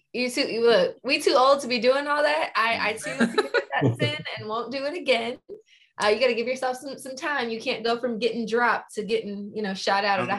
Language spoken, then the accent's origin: English; California, United States; now in Georgia, United States; California costs too much money. That's the only reason I haven't gone back home. But it's home.